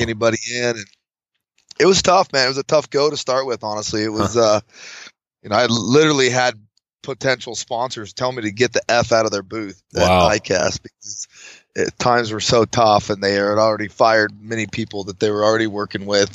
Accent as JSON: {"language": "English", "town": "Fallon", "region": "Nevada", "country": "United States", "tie": "born or raised there", "said": "I'm from northern Nevada, a little town called Fallon. So born and raised"}